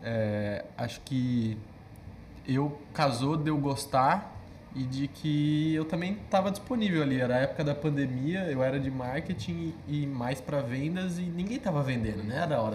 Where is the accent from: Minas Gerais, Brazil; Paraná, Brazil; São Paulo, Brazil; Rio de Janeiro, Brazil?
São Paulo, Brazil; Campinas; Eu sou natural de Campinas, São Paulo.